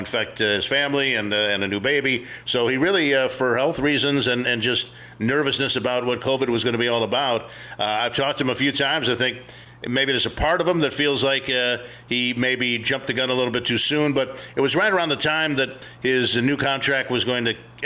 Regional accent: Los Angeles, California, United States; moved away; I grew up in Los Angeles

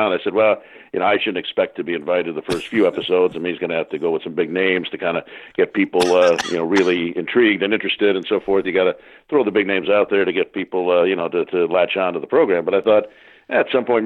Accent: Los Angeles, California, United States; also born or lived in Chicago, Illinois; I'm growing up in Los Angeles

